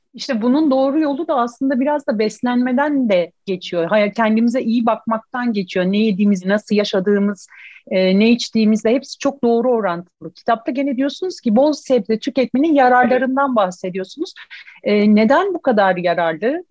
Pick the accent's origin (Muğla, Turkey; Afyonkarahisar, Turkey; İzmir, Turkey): İzmir, Turkey; ben İzmirliyim